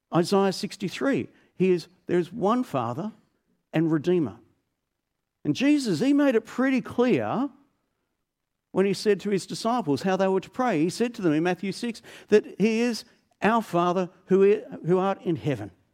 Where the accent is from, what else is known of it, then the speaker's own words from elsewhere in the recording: Melbourne, Victoria, Australia; I grew up in Melbourne